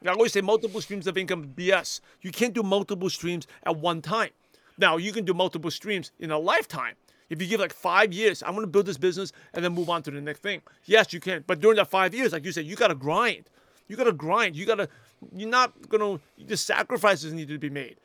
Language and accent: English; New York City, New York, United States; English is a second language; I'm a shy, quiet Asian kid that grew up in Brooklyn, New York